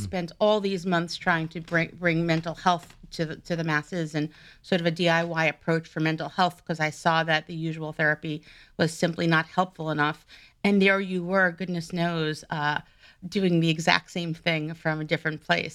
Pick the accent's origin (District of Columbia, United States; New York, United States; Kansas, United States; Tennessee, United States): New York, United States; I'm originally from New York